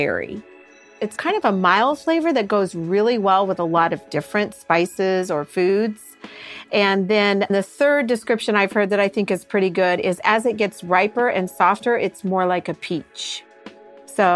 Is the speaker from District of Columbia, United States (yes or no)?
no; Missouri, United States; moved away; I'm originally from Missouri